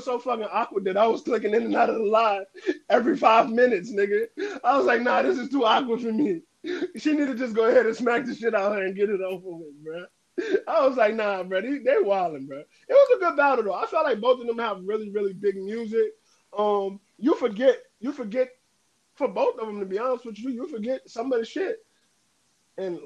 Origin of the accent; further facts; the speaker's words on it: New Orleans, Louisiana, United States; I'm from New Orleans